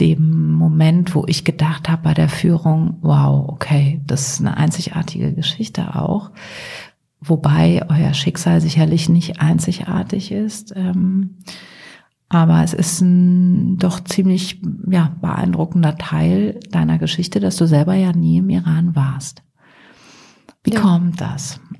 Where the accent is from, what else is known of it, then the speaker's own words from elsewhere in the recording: Bergisch Gladbach, North Rhine-Westphalia, Germany; born there; also born or lived in Hesse; now in Cologne, Germany; die ich jetzt als Deutsche in Bergisch Gladbach geboren, habe mal in Hessen gelebt